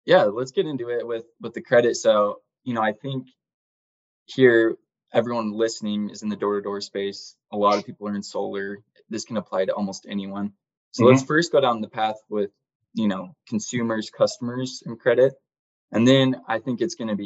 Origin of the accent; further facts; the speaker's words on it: Cedar City, Utah, United States; I grew up in Cedar City